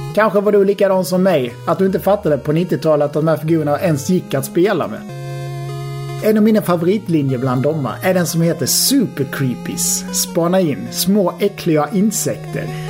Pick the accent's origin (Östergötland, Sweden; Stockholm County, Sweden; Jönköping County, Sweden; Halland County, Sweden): Halland County, Sweden; Halmstad; Jag är ju från Halmstad